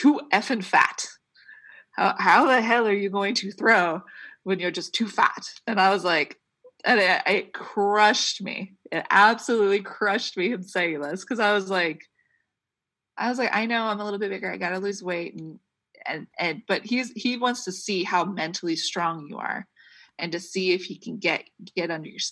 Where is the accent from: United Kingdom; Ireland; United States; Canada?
United States; Troy; people in my hometown, they rented out, you know, they had the Troy High School completely open to the cafeteria